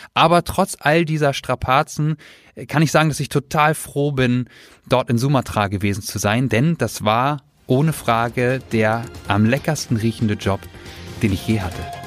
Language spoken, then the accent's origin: German; Germany; Bei uns in Deutschland